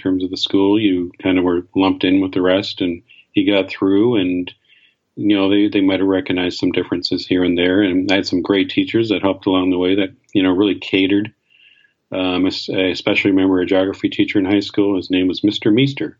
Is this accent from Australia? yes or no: no; Canada; I grew up in Canada